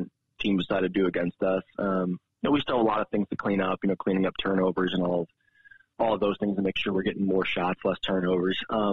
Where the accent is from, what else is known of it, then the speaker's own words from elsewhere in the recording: Rochester, New York, United States; moved away as an adult; also born or lived in Potsdam, New York / Harrisburg, Pennsylvania; now in Helena, United States; I'm from New York. So Rochester, New York is where I grew up